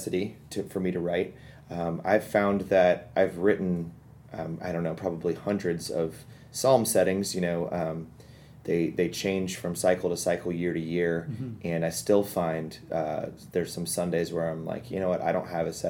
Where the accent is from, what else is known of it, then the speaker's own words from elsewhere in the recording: Kansas City, United States; I'm from Kansas City